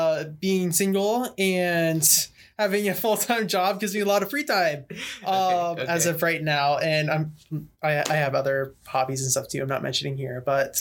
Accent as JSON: {"language": "English", "country": "Canada", "moved": "yes", "lives_now": "United States", "said": "I'm Canadian as well."}